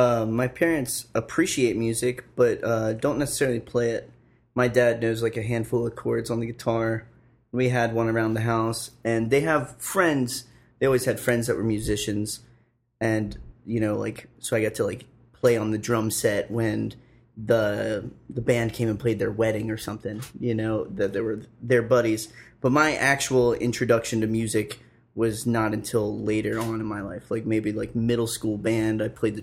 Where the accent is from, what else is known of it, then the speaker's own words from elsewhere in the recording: Black Mountain, North Carolina, United States; also born or lived in Lancaster, Pennsylvania; I was born in Lancaster, Pennsylvania, but when I was about 5 years old, we relocated, my family and I, to Black Mountain, Asheville area.